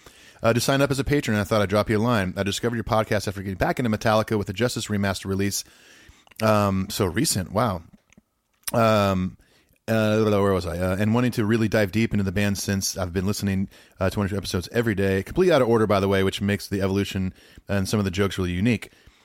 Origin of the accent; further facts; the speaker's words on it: Australia; I'm Australian, so I've only been to see the band once, 2010 in Sydney